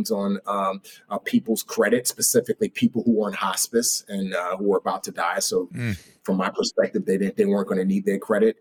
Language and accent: English; New York City, New York, United States; also born or lived in Nigeria; brought my brother and I back to the United States, and we grew up in the Bronx